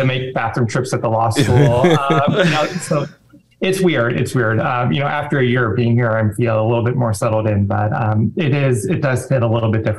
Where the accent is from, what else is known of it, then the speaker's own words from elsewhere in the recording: Chicago suburbs, Illinois, United States; moved away as an adult; also born or lived in Atlanta, Georgia; I'm born and raised in the Chicago suburbs, went to the University of Illinois for undergrad. And then left the state to go to law school at Emory in Atlanta.